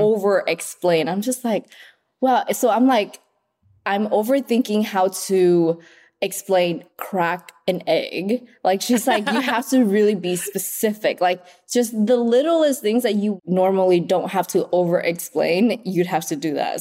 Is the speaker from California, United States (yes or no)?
yes; Oxnard, California, United States; English is a second language; also born or lived in Vietnam; now in Los Angeles, United States; I grew up in Oxnard